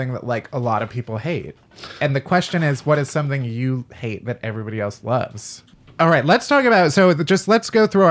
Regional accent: south suburbs of Chicago, Illinois, United States; accent: Midwestern; I'm from the south suburbs of Chicago and then went to school in Chicago. And everybody was like, you have the most Midwestern accent

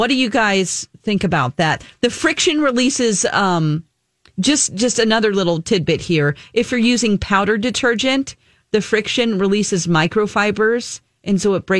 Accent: the South, United States; moved away; I'm from the South.

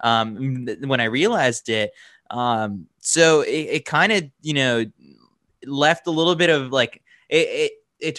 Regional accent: New York City, New York, United States; also born or lived in Milwaukee; Born and raised in New York City, always wanted to come back.

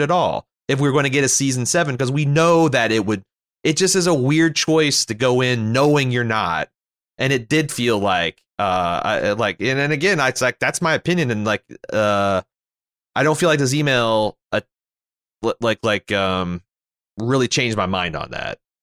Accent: Canada; as a Canadian

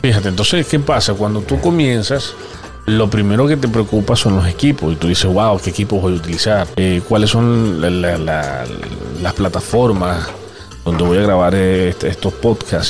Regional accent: Venezuela; como todo venezolano

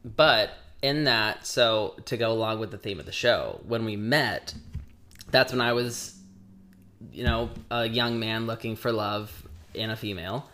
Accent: Indiana, United States; we're both from Indiana

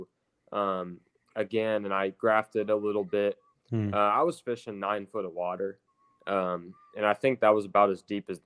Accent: Indiana, United States; the White River actually runs through my hometown

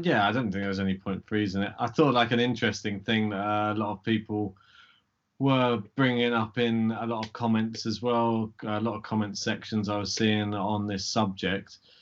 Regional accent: United Kingdom; we're British

